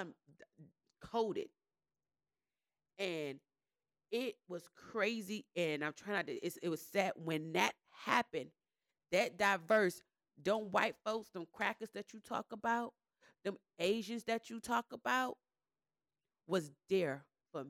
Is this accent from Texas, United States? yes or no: no; Miami, Florida, United States; moved away as an adult; now in Gwinnett, United States; I come from Miami with just straight black friends